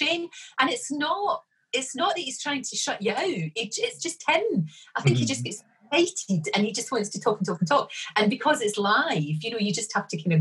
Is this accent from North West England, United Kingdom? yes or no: no; Glasgow, Scotland, United Kingdom; also born or lived in Bridgeton / East Kilbride; I was brought up in the Gorbals in the east end of Glasgow